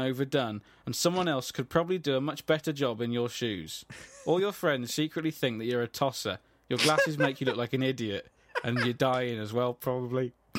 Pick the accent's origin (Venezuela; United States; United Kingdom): United Kingdom; Midlands; I'm from the Midlands.